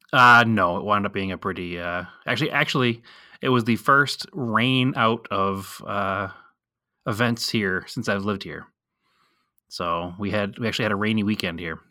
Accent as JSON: {"language": "English", "town": "Boston", "region": "Massachusetts", "country": "United States", "moved": "yes", "said": "we're from Boston"}